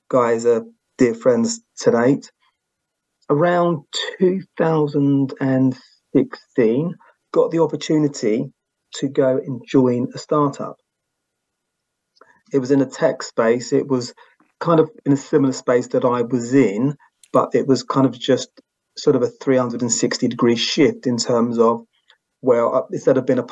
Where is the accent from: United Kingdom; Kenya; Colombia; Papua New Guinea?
United Kingdom; accent: UK; So I'm UK born and bred